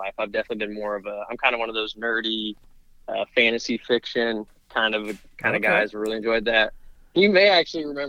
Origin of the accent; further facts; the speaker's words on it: Lafayette, Indiana, United States; I grew up in Lafayette